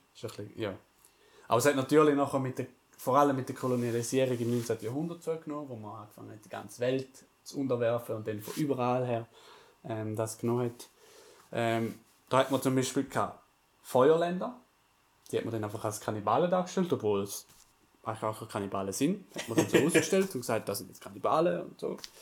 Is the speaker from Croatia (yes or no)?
no; Switzerland; haben wir als Schweizer äh, Village Suisse äh, präsentiert. Ja. Normale Schweizer, Schweizer Dorf, wie man so lebt bei uns